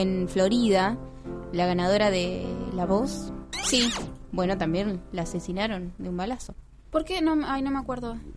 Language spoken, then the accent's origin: Spanish; Buenos Aires, Argentina; also born or lived in Río Gallegos; Acá en Buenos Aires